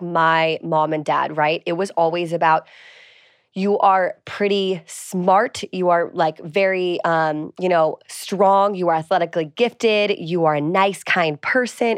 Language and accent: English; East Coast, United States; I'm from the East Coast